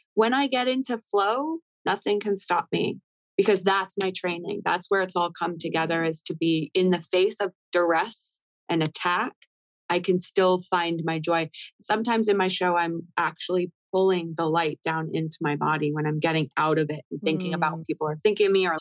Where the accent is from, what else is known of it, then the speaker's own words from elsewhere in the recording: Canada; now in United States; I'm Canadian